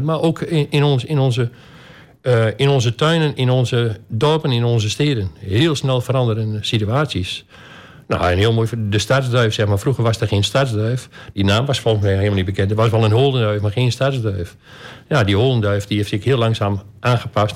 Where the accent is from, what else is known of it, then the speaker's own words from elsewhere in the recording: Albergen, Overijssel, Netherlands; also born or lived in Almelo / Wierden; Ik ben eh, geboren in Albergen. Eh, mijn vader die had naast zijn beroep een, een boerderij